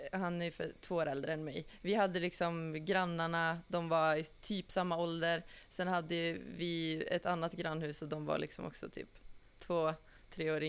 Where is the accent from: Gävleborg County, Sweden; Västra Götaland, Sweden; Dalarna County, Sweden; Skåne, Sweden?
Västra Götaland, Sweden; Ulricehamn; är eh, 24 år, är härifrån, born and raised to Ulricehamn, lite utanför.